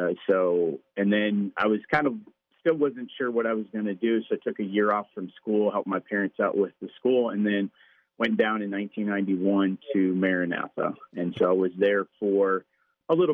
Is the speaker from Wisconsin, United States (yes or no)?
yes; Gilman, Wisconsin, United States; also born or lived in Jacksonville, Florida; So we lived in Gilman, which is a really small community, kind of in the mid-central area of Wisconsin